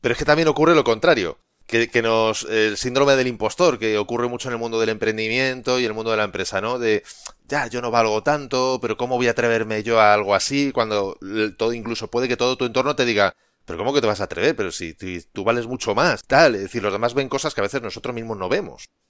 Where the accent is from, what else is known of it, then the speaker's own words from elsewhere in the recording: Spain; a mí como, como español